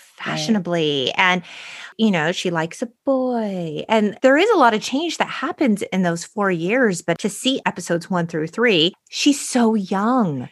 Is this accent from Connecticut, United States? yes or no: no; San Gabriel Valley, California, United States; We grew up in the San Gabriel Valley